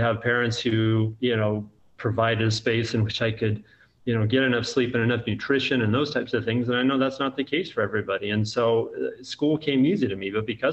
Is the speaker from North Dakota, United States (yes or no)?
no; Central Valley, California, United States; also born or lived in Alabama; now in Mobile, United States; I grew up in California, but it's cold in the Central Valley